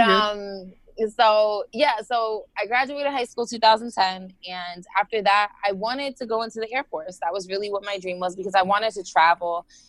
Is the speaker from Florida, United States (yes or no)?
yes; Florida, United States; also born or lived in New Jersey, United States; We moved down here when I was about six, so I've lived in Florida majority of my life